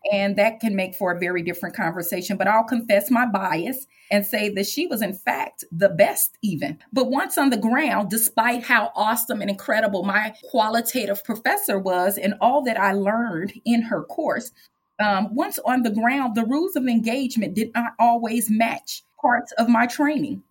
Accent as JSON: {"language": "English", "town": "St. Louis", "region": "Missouri", "country": "United States", "tie": "born or raised there", "said": "I am Black, born and raised in St. Louis"}